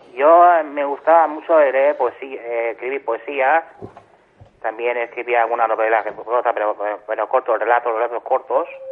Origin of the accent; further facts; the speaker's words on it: Catalonia, Spain; yo soy de aquí de Cataluña